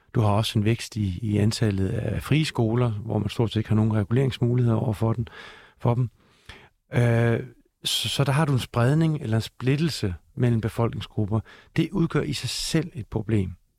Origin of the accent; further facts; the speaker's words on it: Denmark; Jeg er dansker, jeg er mand, jeg er far